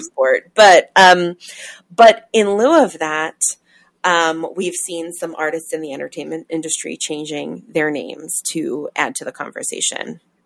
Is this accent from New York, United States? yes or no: yes; New York, United States; growing up in New York in the 80s and 90s